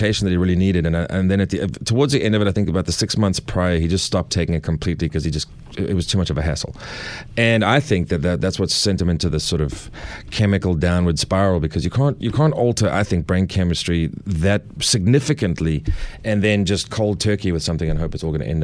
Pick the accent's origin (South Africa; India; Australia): South Africa; moved away as an adult; also born or lived in Los Angeles, United States / New Hampshire, United States; now in Nashville, United States; I'm from South Africa